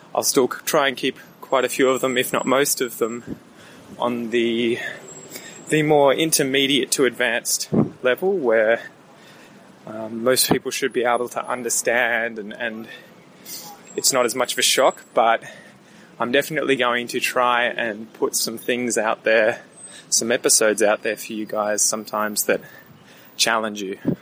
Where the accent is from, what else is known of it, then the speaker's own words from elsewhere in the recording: Australia; I'm Australian